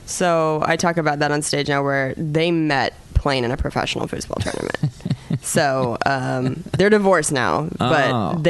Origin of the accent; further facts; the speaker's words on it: Spokane, Washington, United States; moved away as an adult; also born or lived in Seattle, Washington; now in Los Angeles, United States; I'm from Spokane, Washington